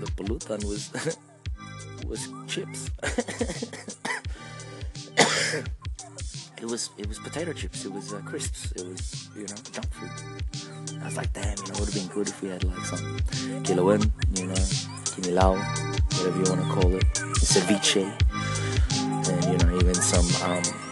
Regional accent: Australia; being Australian.

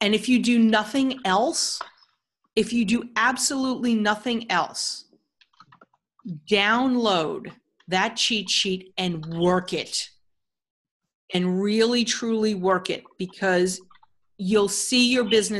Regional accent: New York, United States; now in Phoenix, United States; Originally from New York. We're both originally from New York

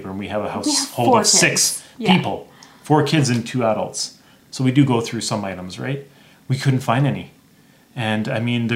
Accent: Northern Ontario, Canada; now in Alberta, Canada; I grew up in Northern Ontario, so I actually lived in an area where you had to import the gas, and it was really remote.

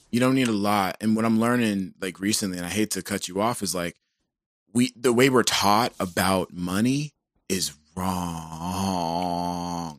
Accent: Georgia, United States; I'm from Georgia

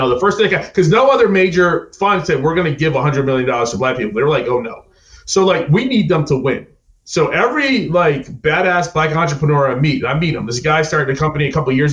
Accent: Jamaica; also born or lived in New York; now in United States; I'm not American. I'm Jamaican. And my electricity, when I was in Jamaica, would go out

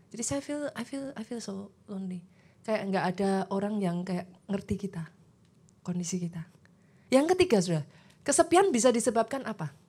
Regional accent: Surakarta, Central Java, Indonesia; Saya juga dari luar kota, saya orang Solo, saudaraku.

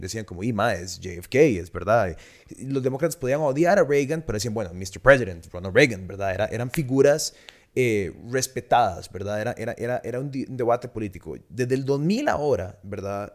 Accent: Costa Rica; todos somos ticos

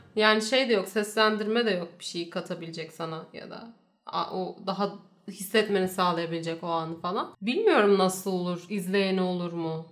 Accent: Turkey

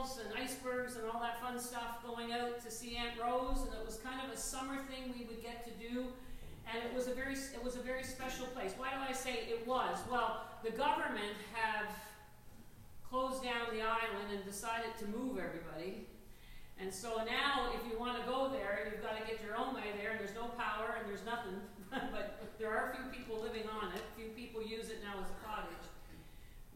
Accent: Newfoundland and Labrador, Canada; I'm a Newfoundlander.

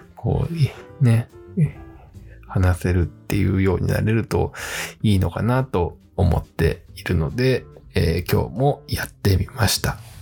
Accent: Fujieda, Shizuoka, Japan; 自分は静岡県の藤枝市というところを、えー、生まれ育ったんですけれども

